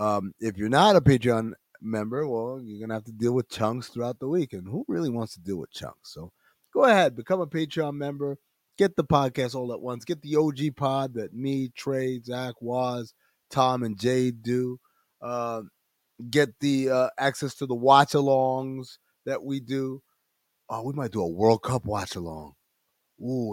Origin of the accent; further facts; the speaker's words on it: Sudan; I'm from Sudan